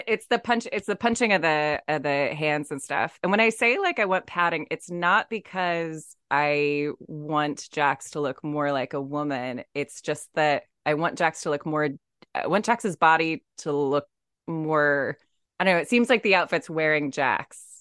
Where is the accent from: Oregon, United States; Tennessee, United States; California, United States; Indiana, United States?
California, United States; San Diego; I grew up in San Diego